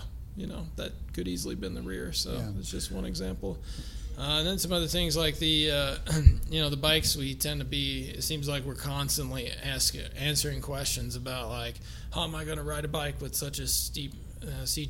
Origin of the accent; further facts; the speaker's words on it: Missouri, United States; moved away as an adult; now in Denver, United States; I'm originally from Missouri